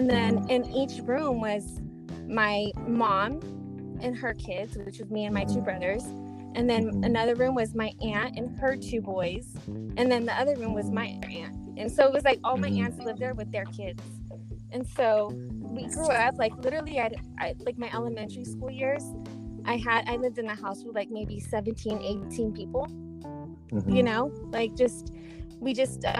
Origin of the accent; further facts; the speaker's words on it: Riverside, California, United States; also born or lived in Moreno Valley, California; I was born and raised in Riverside. So mm-hmm. I'm from the Inland Empire and mm-hmm. Raised in Riverside and Moreno Valley my entire life.